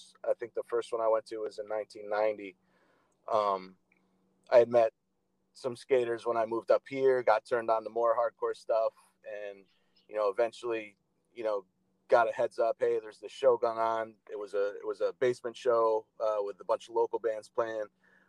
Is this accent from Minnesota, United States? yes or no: no; Roswell, Georgia, United States; also born or lived in Norwalk, Connecticut; I was born in Norwalk, Connecticut, and I lived there for a few years. My dad worked for IBM, so we moved around a little bit. I spent most of my preteen years living in Roswell, Georgia, which is just outside Atlanta.